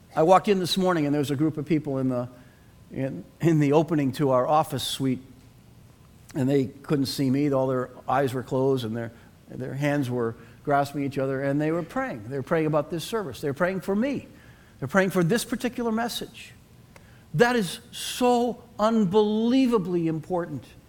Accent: Boston, Massachusetts, United States; accent: Boston; I had no traces of my Boston accent left at all

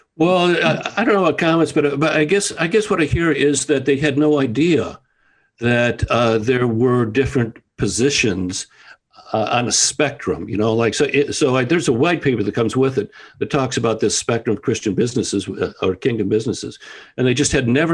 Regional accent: Toledo, Ohio, United States; I was raised in Toledo, Ohio

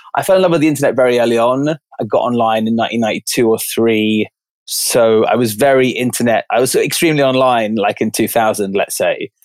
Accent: London, United Kingdom; moved away; I grew up in London

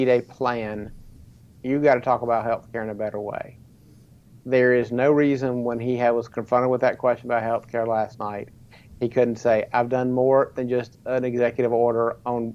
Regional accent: South Carolina, United States; I grew up in South Carolina

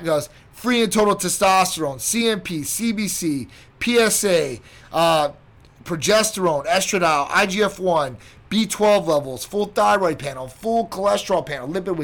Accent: Chicago, Illinois, United States; I'm from Chicago

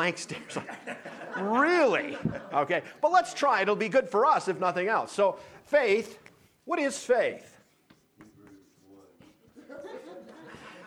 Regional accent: Tuttle, North Dakota, United States; moved away; Our home church just was back in Tuttle, North Dakota

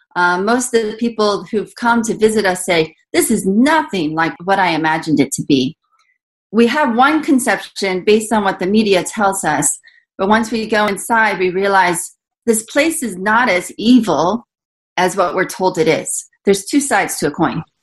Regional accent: United States; I'm American, white American

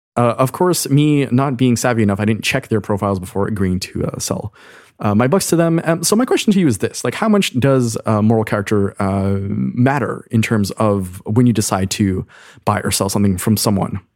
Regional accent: Canada; as a Canadian

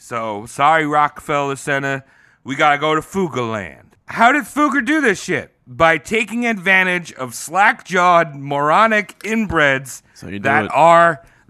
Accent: United States; I'm American. I'm calling him Jake.

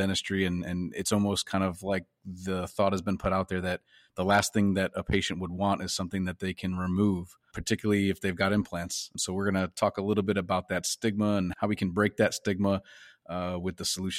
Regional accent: Connecticut, United States; now in Sun City West, United States; my wife and I grew up in Connecticut and there we had the humidity.

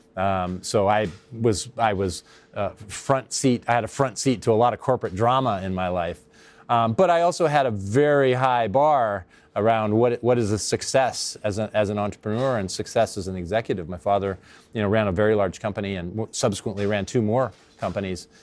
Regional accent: Silicon Valley, California, United States; now in San Francisco, United States; I grew up in Silicon Valley

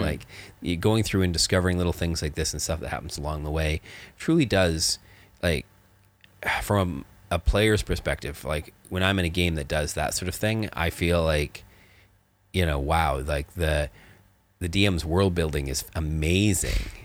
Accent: Canada; I grew up in Canada where there was lots of snow

